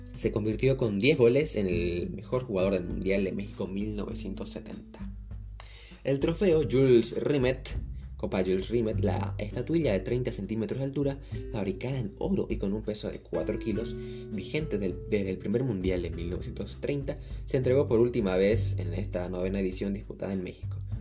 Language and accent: Spanish; Bolivia; jugó en tierras bolivianas, ¿no? En, en mi país